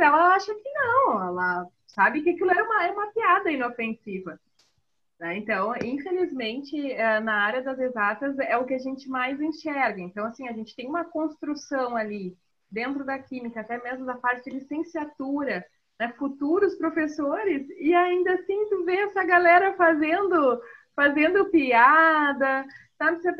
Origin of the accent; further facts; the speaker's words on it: Rio Grande do Sul, Brazil; also born or lived in Northeast Brazil; quando eu fui morar no Nordeste, foi bem assim. Quando eu fui morar no Nordeste, lá a primeira, a primeira pergunta né, era como assim tu é gaúcha?